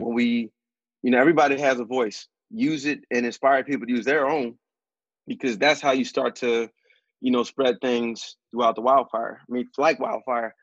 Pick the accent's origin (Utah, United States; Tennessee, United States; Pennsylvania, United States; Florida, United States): Pennsylvania, United States; Philadelphia; growing up in West, it's it's all black